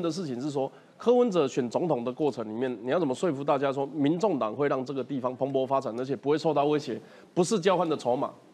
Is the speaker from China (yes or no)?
no; Taiwan; 我们台湾这边